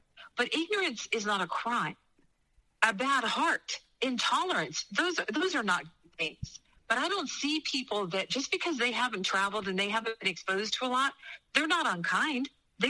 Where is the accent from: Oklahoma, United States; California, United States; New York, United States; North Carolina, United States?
New York, United States; also born or lived in Miami, Florida; and I'm not from the South. I'm from New York and Miami.